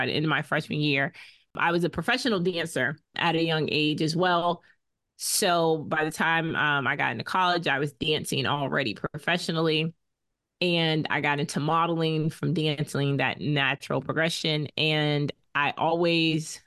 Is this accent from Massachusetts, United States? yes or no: yes; Boston, Massachusetts, United States; accent: Bostonian; we met in Boston because that's where we grew up